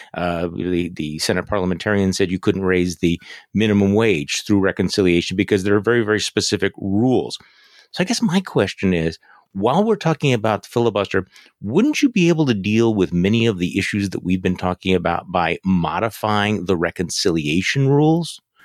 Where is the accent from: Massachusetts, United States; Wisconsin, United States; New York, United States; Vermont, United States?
Wisconsin, United States; I'm from Wisconsin